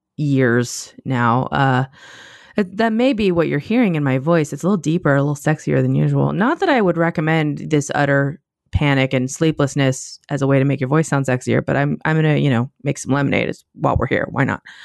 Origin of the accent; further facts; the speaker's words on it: United States; I am an American